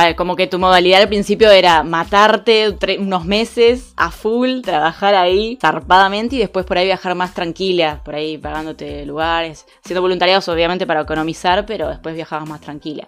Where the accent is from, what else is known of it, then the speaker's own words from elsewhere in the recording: Argentina; somos argentinas